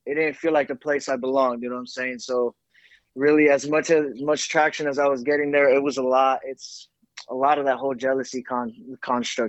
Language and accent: English; Miami, Florida, United States; moved away as an adult; now in Dallas, United States; I was raised in Miami